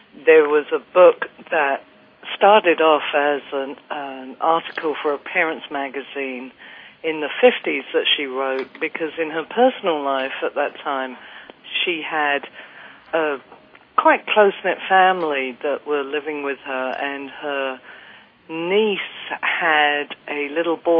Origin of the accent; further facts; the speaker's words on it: Kent, South East England, United Kingdom; I grew up in the Kent countryside in England